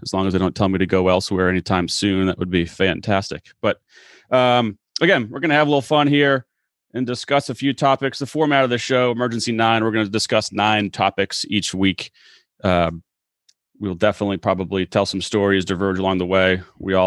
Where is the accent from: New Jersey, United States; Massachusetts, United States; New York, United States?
Massachusetts, United States; moved away as an adult; also born or lived in Clemson, South Carolina; born and raised in Massachusetts, the resident northerner